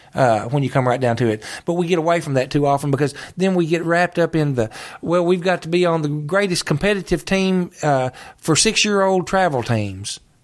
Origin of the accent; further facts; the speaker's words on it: Calvert City, Kentucky, United States; I grew up here in Calvert City